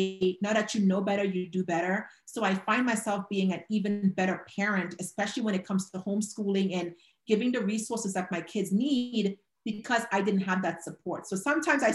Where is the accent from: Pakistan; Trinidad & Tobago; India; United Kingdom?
Trinidad & Tobago; moved away